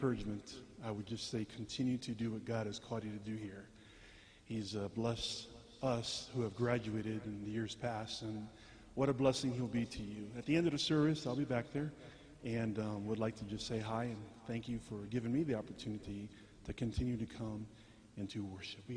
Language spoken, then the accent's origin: English; California, United States; also born or lived in Colorado Springs, Colorado; We're from California, you know. We live in San Diego, California